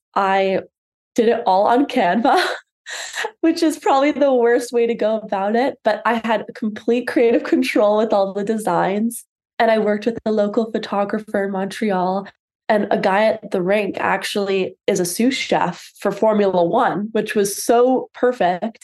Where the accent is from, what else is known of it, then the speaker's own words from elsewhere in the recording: London, United Kingdom; moved away; I grew up in London